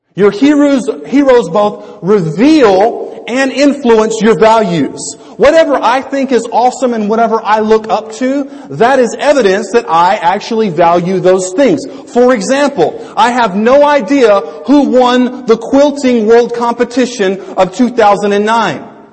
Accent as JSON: {"language": "English", "region": "Louisiana", "country": "United States", "tie": "born or raised there", "said": "growing up in Louisiana from when I was uh, 10 until 18"}